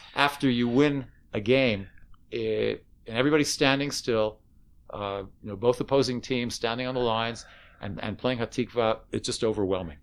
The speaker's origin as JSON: {"language": "English", "country": "Canada", "moved": "yes", "lives_now": "Israel", "said": "I was from Canada"}